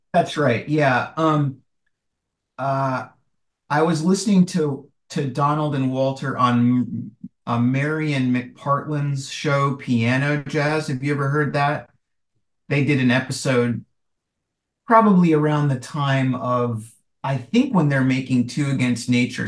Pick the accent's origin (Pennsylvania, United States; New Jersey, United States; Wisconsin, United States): Wisconsin, United States; rural; I'm from Wisconsin and from a pretty rural part of Wisconsin, uh, and that's where I grew up